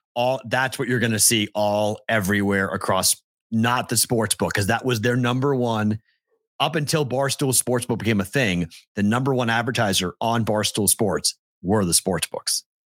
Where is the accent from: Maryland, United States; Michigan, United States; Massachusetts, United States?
Massachusetts, United States; North Shore of Boston; I'm from the North Shore